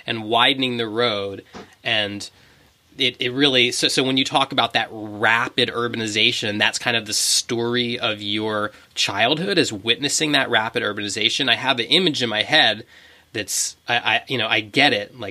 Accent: United States; We're from America

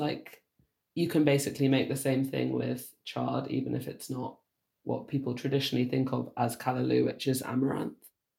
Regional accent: Jamaica; born there; also born or lived in United Kingdom; Well, I'm Jamaican British. I was born in Jamaica.

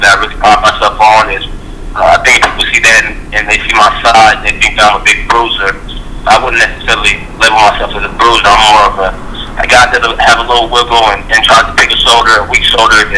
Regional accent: Dallas, Texas, United States; moved away; also born or lived in Arkansas; I'm from in Dallas.

